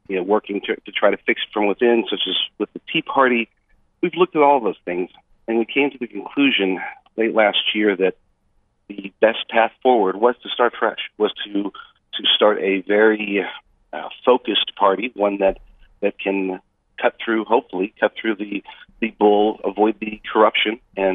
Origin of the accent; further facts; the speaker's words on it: United States; I'm an American.